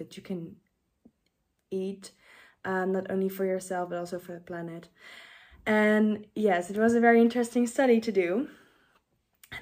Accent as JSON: {"language": "English", "country": "Netherlands", "second_language": "English", "said": "I don't know all the English terms, since I'm from the Netherlands"}